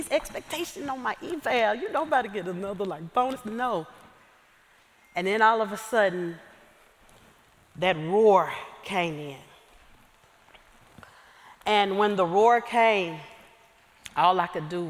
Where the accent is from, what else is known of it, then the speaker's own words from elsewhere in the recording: Lewisville, Arkansas, United States; moved away as an adult; also born or lived in Pine Bluff, Arkansas / Georgia; Growing up in Southwest Arkansas in a small town called Lewisville